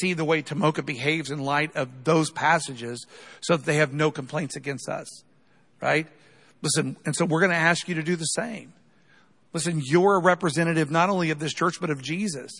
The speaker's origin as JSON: {"language": "English", "country": "United States", "said": "We're Americans"}